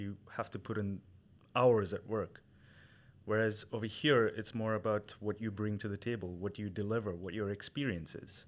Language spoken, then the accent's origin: English; Chennai, Tamil Nadu, India; moved away as an adult; I come from India. from a small metro in the south called Chennai.